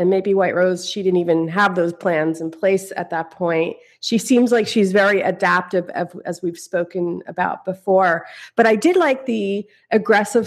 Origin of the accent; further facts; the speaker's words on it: Philadelphia, Pennsylvania, United States; also born or lived in New York City; now in San Francisco, United States; I'm from Philadelphia